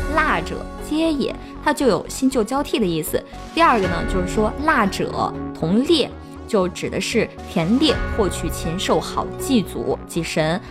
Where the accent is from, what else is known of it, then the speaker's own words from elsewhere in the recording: Shaanxi, China; 我们陕西人